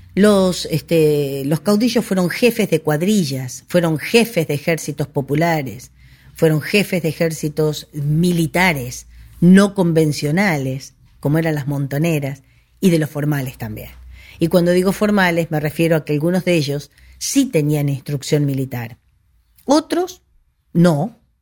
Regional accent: Argentina; es mi deber como argentina, como patriota

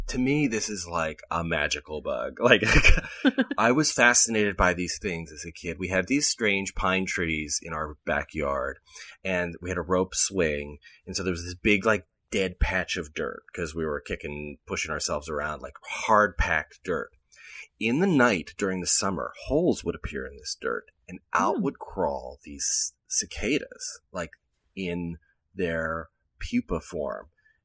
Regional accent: Pennsylvania, United States; now in California, United States; Maybe they exist out here, but I've never seen one around the way I did growing up in Western Pennsylvania.

